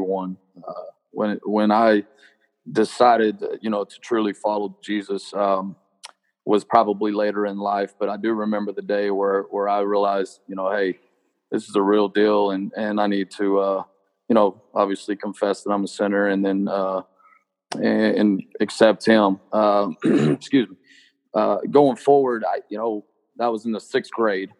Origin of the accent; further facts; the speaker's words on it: Littlefield, Texas, United States; Littlefield, Texas, but that's my hometown